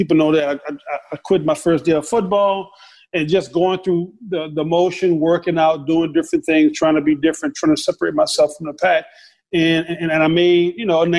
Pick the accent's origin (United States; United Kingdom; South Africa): United States; the South; my house growing up in the South